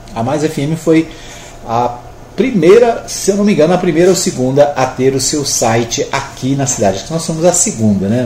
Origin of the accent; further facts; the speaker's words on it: Minas Gerais, Brazil; now in Anápolis, Brazil; A minha terrinha Minas Gerais